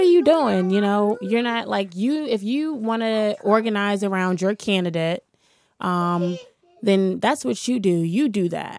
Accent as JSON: {"language": "English", "town": "Washington", "region": "District of Columbia", "country": "United States", "tie": "born or raised there", "said": "I'm from here. I'm from Washington, D C. I grew up in the Shaw Howard neighborhood."}